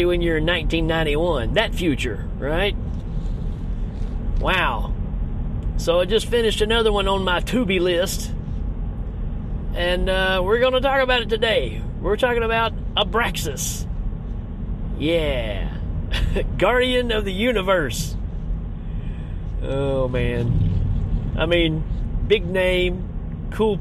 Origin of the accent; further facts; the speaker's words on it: Tennessee, United States; I'm from the South, right? I'm from Tennessee